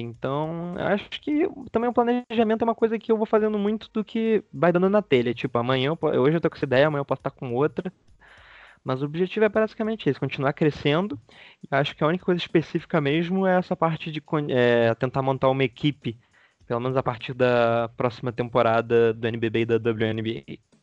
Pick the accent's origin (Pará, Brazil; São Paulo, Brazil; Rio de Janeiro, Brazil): Rio de Janeiro, Brazil; Petrópolis; sou de Petrópolis, do Rio, não sou da capital.